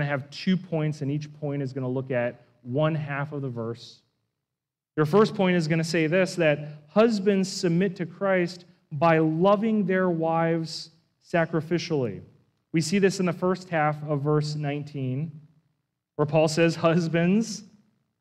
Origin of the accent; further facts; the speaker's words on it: East Coast, United States; moved away; I come from the East Coast, where I live within really just an hour of dozens of Civil War battlefields. And so that was such a hobby and a subculture of where I grew up